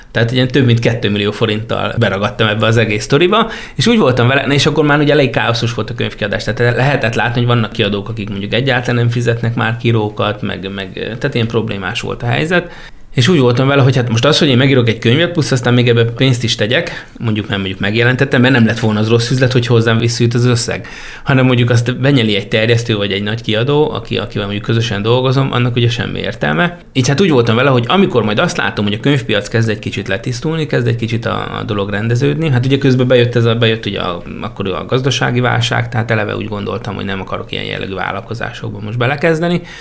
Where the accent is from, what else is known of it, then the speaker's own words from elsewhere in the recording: Jármi, Szabolcs-Szatmár-Bereg, Hungary; Már a kis településen ottól felnőttem, Máté Szakka mellett, jármiban